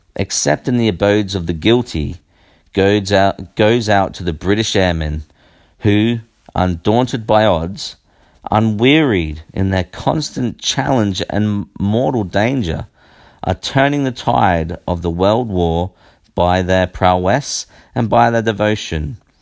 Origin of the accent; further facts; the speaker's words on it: Australia; I am Australian